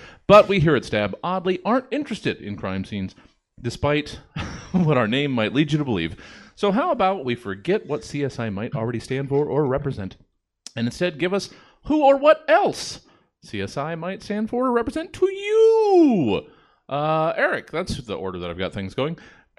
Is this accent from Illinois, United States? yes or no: no; Sacramento, California, United States; we're all from Sacramento.